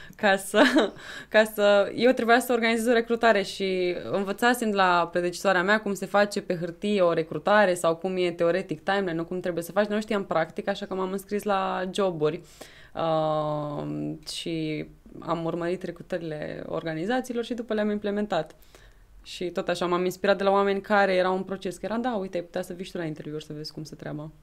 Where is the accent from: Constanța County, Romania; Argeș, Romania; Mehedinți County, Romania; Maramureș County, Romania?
Argeș, Romania; Câmpulung; moved away as an adult; now in Bucharest, Romania; sunt din Câmpul Lung Moșel și sunt președinte NISEC România